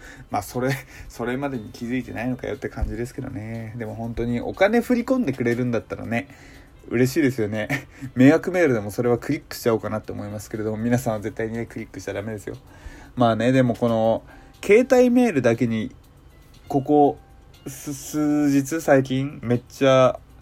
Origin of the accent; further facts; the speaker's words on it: Hokkaido, Japan; 僕自身がその北海道出身っていうのもあって